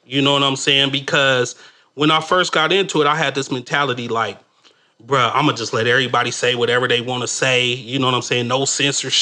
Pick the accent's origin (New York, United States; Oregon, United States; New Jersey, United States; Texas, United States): Oregon, United States; Portland; I grew up in Northeast Portland